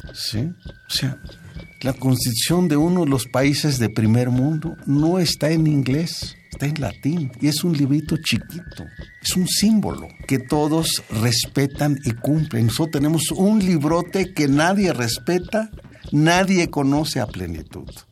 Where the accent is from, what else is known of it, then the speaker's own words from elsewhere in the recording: Mexico; Somos mexicanos por las tradiciones